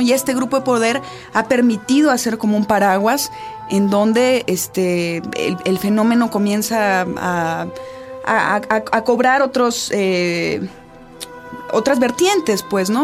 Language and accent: Spanish; Chihuahua, Mexico; yo soy de Chihuahua